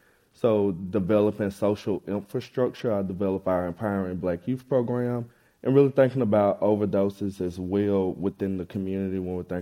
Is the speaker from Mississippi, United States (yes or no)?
yes; Meridian, Mississippi, United States; moved away as an adult; now in San Francisco Bay Area, United States; I'm from Meridian, Mississippi, moved out here in 2018